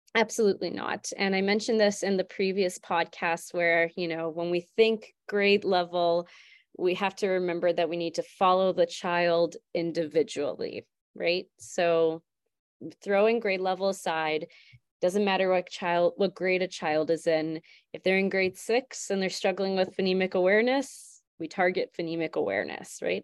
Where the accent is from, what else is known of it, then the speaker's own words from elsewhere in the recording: St. Albert, Alberta, Canada; also born or lived in Fort McMurray; I'm originally from Saint Albert, so I ended up moving back